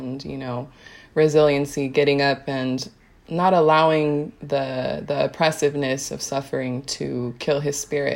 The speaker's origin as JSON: {"language": "English", "country": "United States", "tie": "born or raised there", "said": "an Afro-Latina woman growing up in America"}